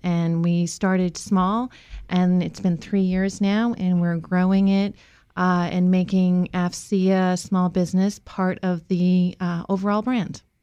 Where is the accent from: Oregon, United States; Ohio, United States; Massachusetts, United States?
Massachusetts, United States; moved away as an adult; now in Virginia, United States; I grew up in Massachusetts